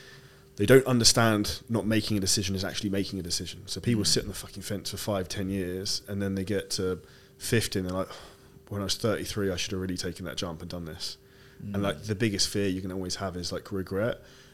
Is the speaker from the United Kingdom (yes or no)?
yes; United Kingdom; and I'm British